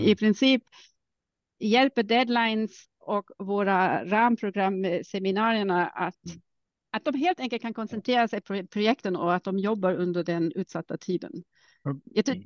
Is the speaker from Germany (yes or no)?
yes; Germany; accent: German; Swedish is a second language; moved away as an adult; also born or lived in Karlsruhe / Uppsala; now in Stockholm, Sweden; Alltså jag är ursprungligen tysk. Jag har inte så stark mm. tysk accent för min mor är finlandssvensk